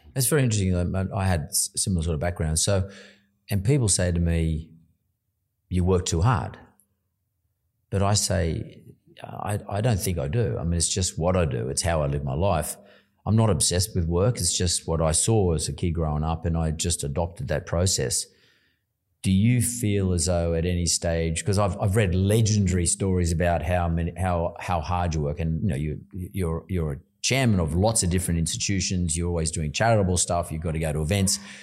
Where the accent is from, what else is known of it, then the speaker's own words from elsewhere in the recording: Sydney, New South Wales, Australia; also born or lived in Lakemba; So I grew up in Punch Bowl, went to school in Lake Amber.